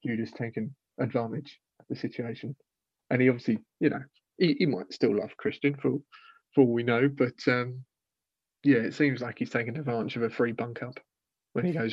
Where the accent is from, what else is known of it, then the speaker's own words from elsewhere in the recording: United Kingdom; I'm British